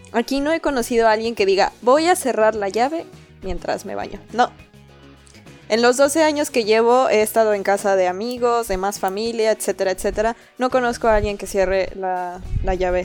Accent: Mexico City, Mexico; moved away; Yo me acuerdo de niña haber vivido eso en la Ciudad de México

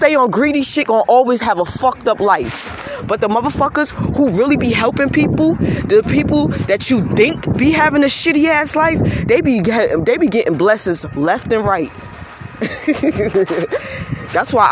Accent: United States; I live in America. I was born in America

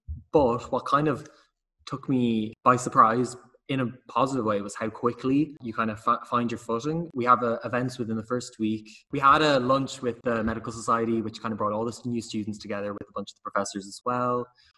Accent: Dublin, Leinster, Ireland; my accent may betray me, but I am from Dublin and UCD is nearby.

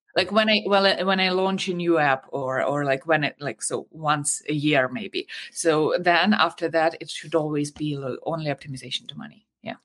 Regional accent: Ukraine; I'm from Ukraine.

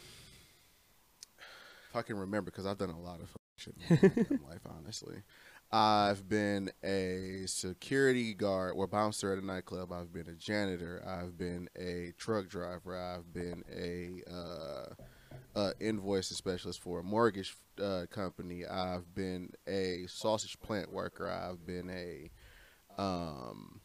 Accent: Romulus, Michigan, United States; also born or lived in Detroit / Inkster; I grew up in a little town called Romulus

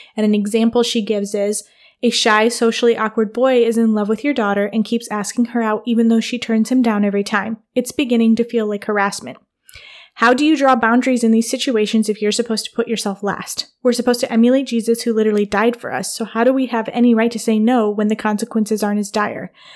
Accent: Michigan, United States; moved away as an adult; also born or lived in New York / Wooster, Ohio; now in Ohio, United States; my childhood was Michigan

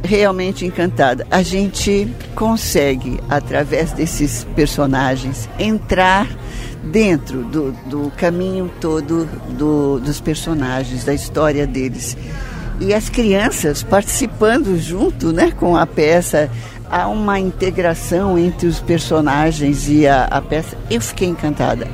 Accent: São Paulo, Brazil; como paulistana, como sócia e como diretora

